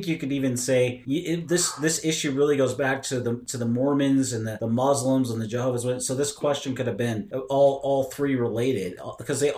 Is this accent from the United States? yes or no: yes; Seattle, Washington, United States; also born or lived in Idaho; I grew up in Seattle